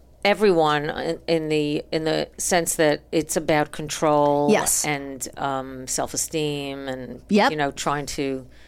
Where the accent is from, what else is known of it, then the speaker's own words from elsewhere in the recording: New York, United States; now in Santa Monica, United States; I am from